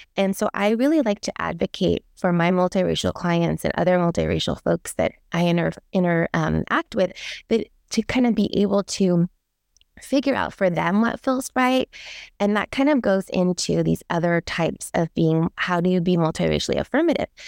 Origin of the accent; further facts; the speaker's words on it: Daly City, California, United States; also born or lived in San Francisco; I was born in San Francisco, grew up in the Bay Area